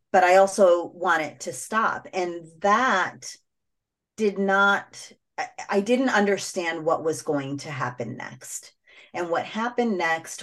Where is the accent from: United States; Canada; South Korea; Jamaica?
United States; first language English; I'm an American child who speaks English